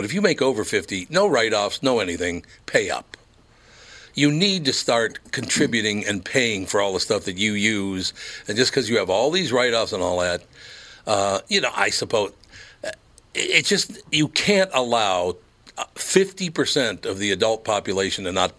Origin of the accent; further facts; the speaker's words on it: Minneapolis, Minnesota, United States; Do you think that's because I grew up in North Minneapolis